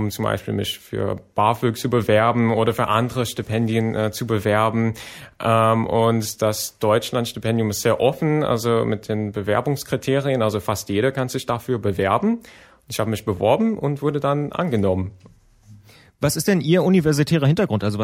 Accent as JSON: {"language": "German", "country": "United States", "second_language": "German", "said": "Ich komme ja, wie gesagt, aus den USA."}